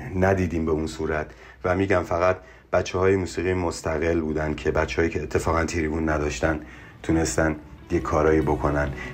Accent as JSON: {"language": "Persian", "country": "Iran", "tie": "born or raised there", "also_born_or_lived": "Mashhad"}